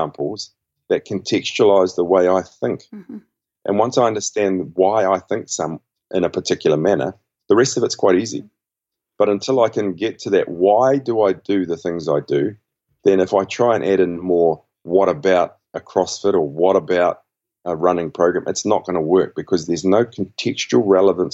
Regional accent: central North Island, Waikato River, New Zealand; I'm from the Waikato River, which is in the central North Island of New Zealand.

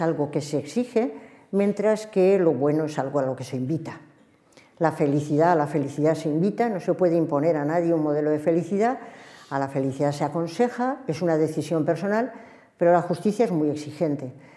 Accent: Spain; en una sociedad plural como la nuestra, como la española

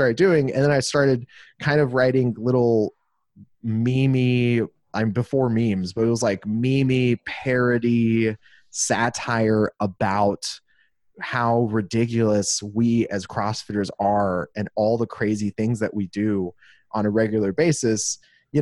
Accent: Los Angeles, California, United States; moved away as an adult; also born or lived in Glendale, California; now in Austin, United States; I was born and raised in Los Angeles, California

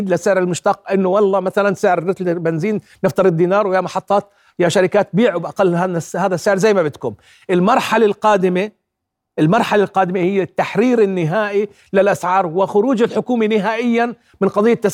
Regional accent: Jordan; لو انا وياك بكره الصبح صحينا احنا عندنا بالاردن 100% سيارات كهرباء

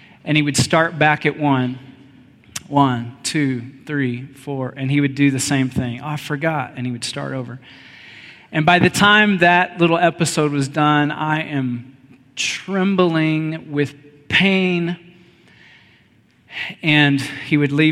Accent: Texas, United States; I grew up in Texas

